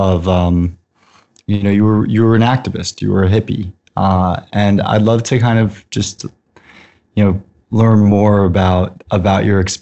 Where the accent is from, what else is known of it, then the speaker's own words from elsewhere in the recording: Huntington, New York, United States; fellow Long Islander. I grew up in Huntington area.